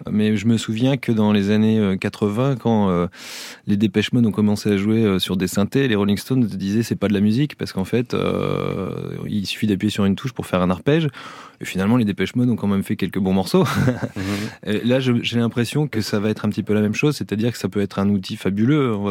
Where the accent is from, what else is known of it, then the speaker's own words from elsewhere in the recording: Calais, Hauts-de-France, France; Alors, euh, on est originaire de Calais, une ville qu'on affectionne encore beaucoup.